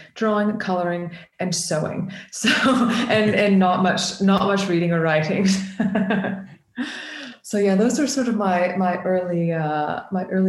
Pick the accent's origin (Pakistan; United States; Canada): Canada; now in United Kingdom; I'm an artist from the UK. Well, I'm originally from Canada.